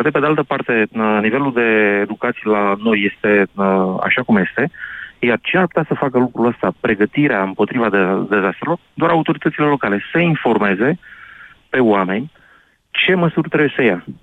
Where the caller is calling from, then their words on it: Bihor County, Romania; Eu vin din Bihor.